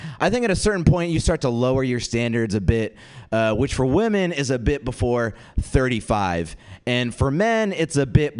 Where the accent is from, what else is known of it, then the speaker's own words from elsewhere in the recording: India; So I am an Indian comic, but don't be alarmed.